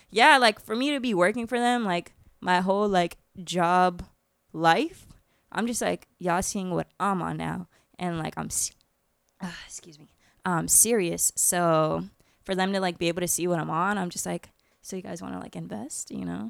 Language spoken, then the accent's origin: English; Orlando, Florida, United States; I'm Irish and Puerto Rican, and I grew up in Orlando